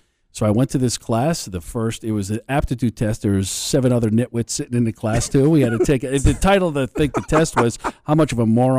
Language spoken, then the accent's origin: English; Connecticut, United States; I grew up in Connecticut and University of New Haven is my alma mater